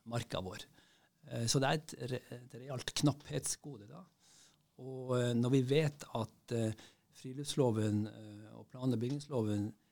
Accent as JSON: {"language": "Norwegian", "town": "Bodø", "region": "Nordland", "country": "Norway", "tie": "born or raised there", "also_born_or_lived": "Tromsø / Oslo", "moved": "yes", "lives_now": "Bærum, Norway", "said": "Jeg er født eh, i Tromsø og vokste opp i Bodø"}